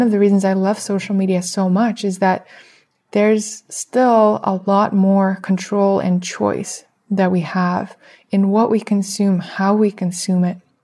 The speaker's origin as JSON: {"language": "English", "country": "Russia", "moved": "yes", "said": "I come from Russia"}